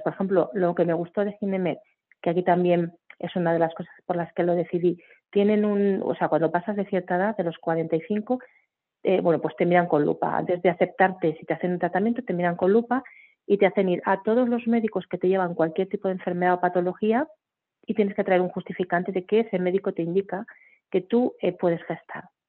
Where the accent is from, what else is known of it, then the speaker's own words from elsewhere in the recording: Barcelona, Catalonia, Spain; now in Madrid, Spain; soy de Barcelona, actualmente hace muchos años ya vivo en Madrid